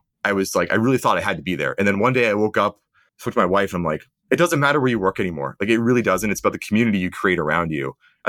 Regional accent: Canada; also born or lived in United States / England; Yeah, I'm Canadian. And growing up, I lived in the US, Canada, and England.

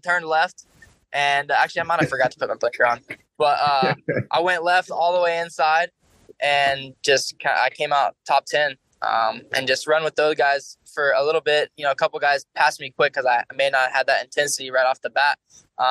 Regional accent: Florida, United States; I grew up in Florida

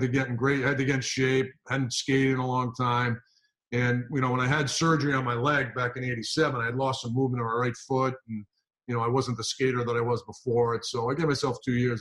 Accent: Rhode Island, United States; also born or lived in Kent, Connecticut; We're both from Rhode Island at the time.

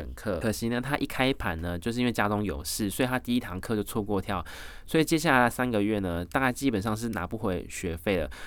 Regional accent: Taiwan; I'm from a Taiwan and lovely country

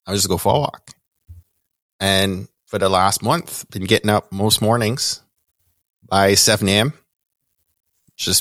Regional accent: Kingston, Jamaica; accent: Jamaican; moved away; Born and raised in Kingston, Jamaica

